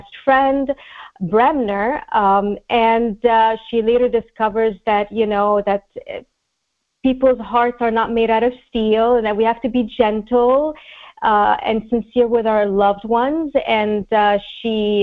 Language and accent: English; Montreal, Quebec, Canada; also born or lived in Egypt; now in Los Angeles, United States; Montreal in particular, my hometown